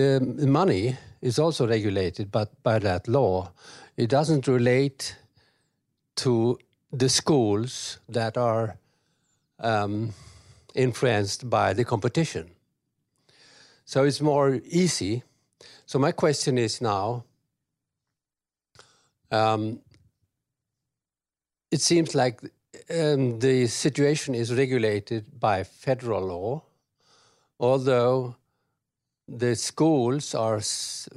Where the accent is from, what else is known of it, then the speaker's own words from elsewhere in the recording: Sweden; I come from Sweden. And being a Swede